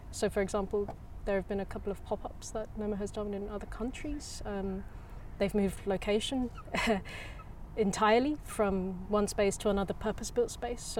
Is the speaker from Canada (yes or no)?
no; England, United Kingdom; moved away as an adult; also born or lived in Germany; now in Copenhagen, Denmark; I come from England, um, but I haven't lived there for quite some years.